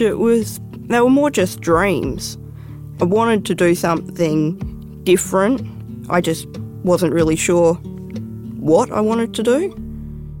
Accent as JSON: {"language": "English", "town": "Perth", "region": "Western Australia", "country": "Australia", "tie": "born or raised there", "moved": "yes", "lives_now": "Hermidale, Australia", "said": "I grew up in Perth in WA"}